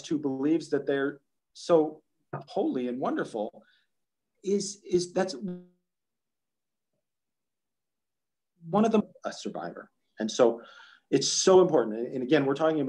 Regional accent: Long Prairie, Minnesota, United States; I went to a small newspaper in my hometown of Long Prairie, the Long Prairie Leader

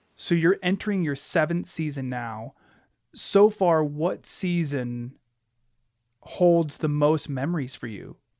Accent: Alaska, United States; I was born and raised in Alaska.

